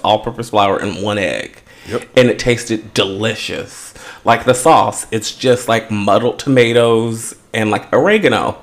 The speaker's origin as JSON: {"language": "English", "region": "West Coast", "country": "United States", "lives_now": "Los Angeles, United States", "said": "being an American, and more specifically you know, a West Coaster"}